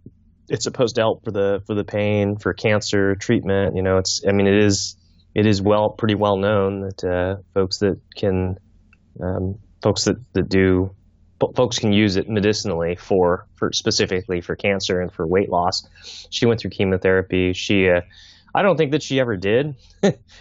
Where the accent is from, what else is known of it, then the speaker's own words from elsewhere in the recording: Fairbanks, Alaska, United States; My mother had cancer growing up in Fairbanks